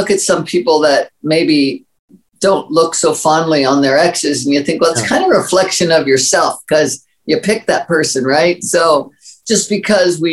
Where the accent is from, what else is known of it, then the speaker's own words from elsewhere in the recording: Maryland, United States; I grew up in Maryland and very humble beginnings